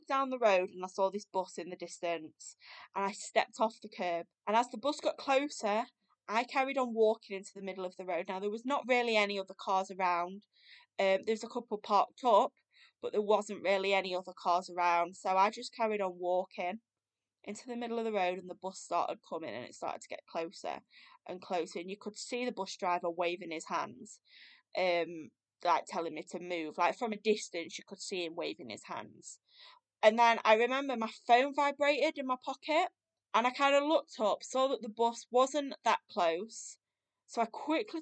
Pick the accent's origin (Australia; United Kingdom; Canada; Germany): United Kingdom; now in Sheffield, United Kingdom; moved back up to near my hometown, so now live in Sheffield